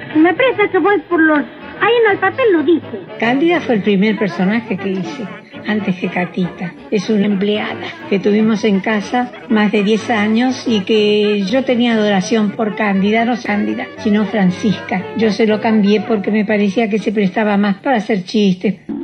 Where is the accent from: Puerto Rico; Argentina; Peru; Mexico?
Argentina; Buenos Aires; Yo nací en Caballito, pero la casa que yo recuerdo más es donde pasé la infancia más feliz de mi vida, en la calle Defensa 219